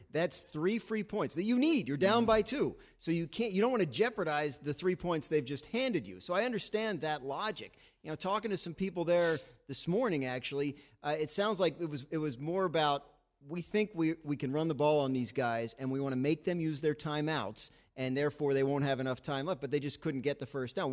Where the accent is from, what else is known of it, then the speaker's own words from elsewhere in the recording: New Jersey, United States; I'm from New Jersey, love New Jersey, proud of it